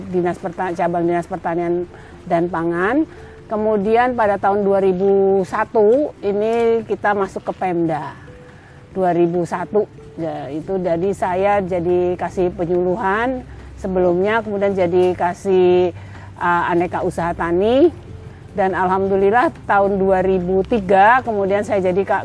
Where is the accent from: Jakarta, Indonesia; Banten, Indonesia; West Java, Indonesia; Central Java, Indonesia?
Jakarta, Indonesia; now in Kebumen, Indonesia; saya asli Kebumen tapi kemudian merantau di Jakarta tahun 51 sehingga kami besar di Jakarta.